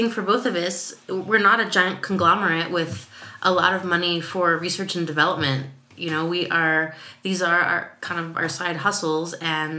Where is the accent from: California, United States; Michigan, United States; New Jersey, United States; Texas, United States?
Texas, United States; now in Seattle, United States; I was growing up in Texas, where it wasn't that cold